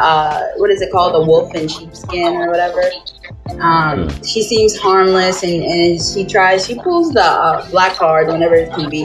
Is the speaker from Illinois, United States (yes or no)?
yes; Chicago, Illinois, United States; I'm from the Shy